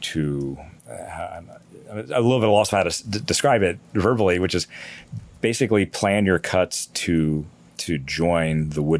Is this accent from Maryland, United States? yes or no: yes; Wheaton, Maryland, United States; moved away as an adult; also born or lived in Washington, D.C. / New York; now in Baltimore, United States; I grew up in Wheaton, Aspen Hill Wheaton